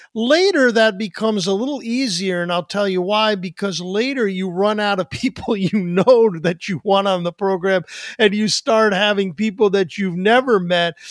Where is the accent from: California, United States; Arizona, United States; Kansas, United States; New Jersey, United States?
New Jersey, United States; We're from New Jersey.